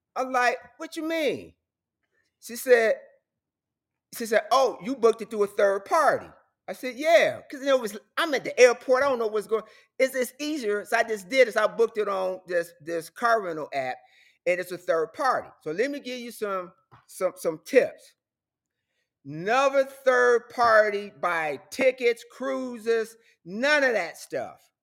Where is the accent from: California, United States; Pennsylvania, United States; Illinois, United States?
Illinois, United States; Chicago; moved away; I'm from Chicago.